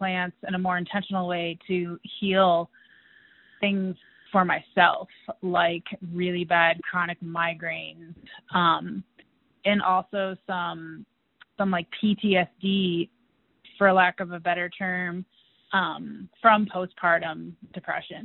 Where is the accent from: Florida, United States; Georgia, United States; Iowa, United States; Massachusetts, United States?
Massachusetts, United States; Western; now in Fort Collins, United States; I grew up in Western Massachusetts in a family that included dairy farmers and vegetable growers